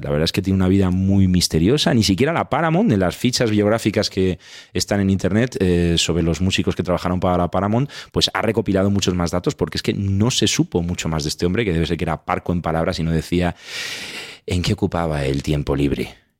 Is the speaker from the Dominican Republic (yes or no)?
no; Talavera de la Reina, Castilla-La Mancha, Spain; soy de Talavera de la Reina